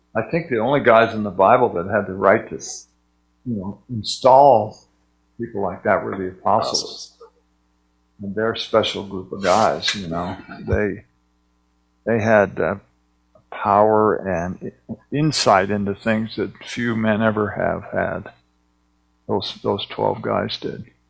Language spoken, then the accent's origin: English; United States; I'm an American.